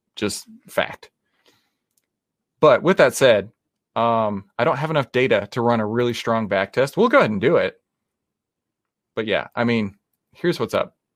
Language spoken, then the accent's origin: English; Texas, United States; I am from Texas. That's how we actually speak in real life